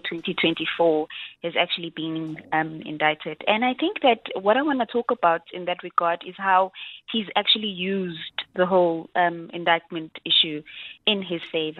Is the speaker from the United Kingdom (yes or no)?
no; South Africa; as a South African